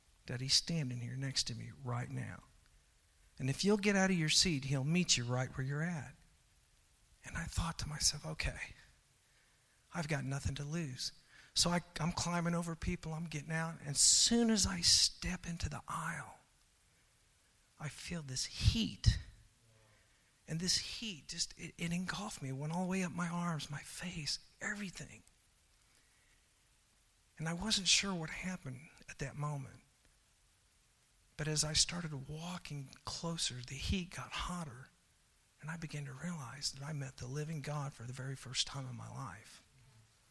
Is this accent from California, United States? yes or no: no; Oklahoma, United States; also born or lived in Hawaii; as I was growing up in Oklahoma